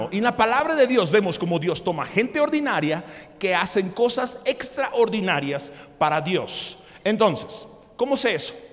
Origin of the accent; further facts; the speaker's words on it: Mexico; also born or lived in United States; Y, entonces yo no podía trabajar porque, bueno, sí saben que yo nací en Estados Unidos, ¿verdad?